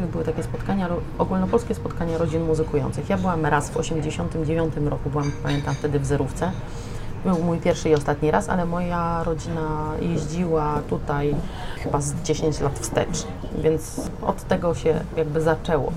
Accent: Limanowa, Lesser Poland, Poland; now in Wrocław, Poland; Ja pochodzę z Limanowej, to jest miejscowość koło Nowego Sącza na południu Polski.

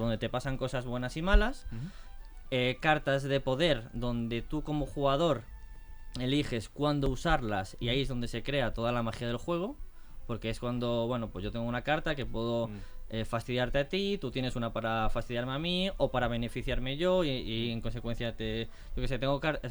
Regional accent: Galicia, Spain; somos tres chicos gallegos.

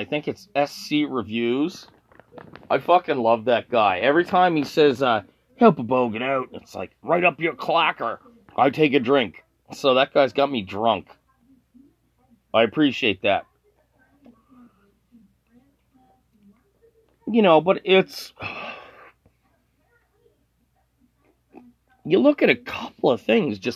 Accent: Canada; I'm Canadian

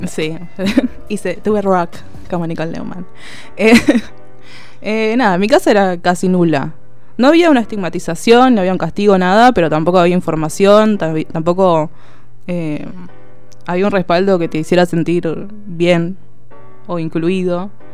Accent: City Bell, Buenos Aires Province, Argentina; also born or lived in La Plata; tengo 31 años, los 31 los viví en Citibel

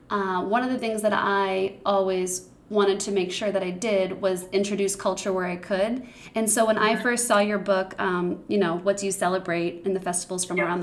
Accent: Boston, Massachusetts, United States; I'm from Boston.

